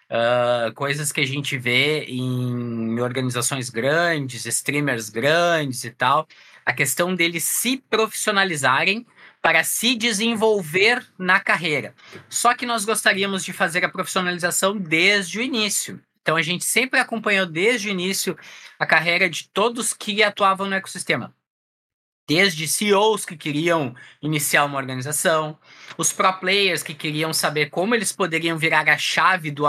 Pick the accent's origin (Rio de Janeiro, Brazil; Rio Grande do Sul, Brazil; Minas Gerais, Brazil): Rio Grande do Sul, Brazil; Porto Alegre; sou aqui de Porto Alegre, no Rio Grande do Sul